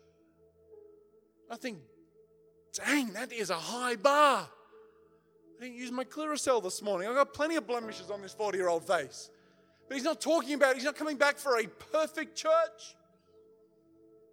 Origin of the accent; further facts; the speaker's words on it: the South, United States; I'm from the South, man, where, you know, everybody goes to church